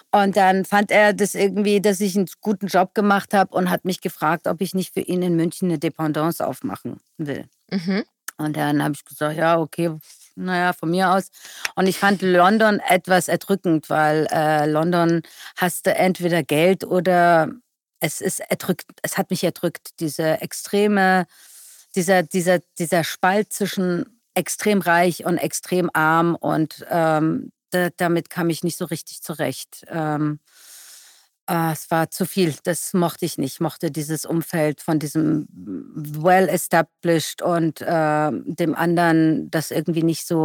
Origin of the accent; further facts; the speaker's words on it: Iran; now in Germany; Ich würde sagen, mein Ursprung ist der Iran, aber meine Heimat, in der ich lebe, ist Deutschland.